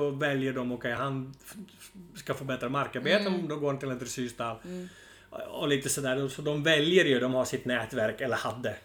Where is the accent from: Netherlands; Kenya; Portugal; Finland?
Netherlands; Friesland; Swedish is a second language; moved away as an adult; now in Sweden; Ja, jag kommer då ursprungligen från Nederländerna. Mm. Så född och uppvuxen där. Flyttade väl till Sverige när jag var 30 typ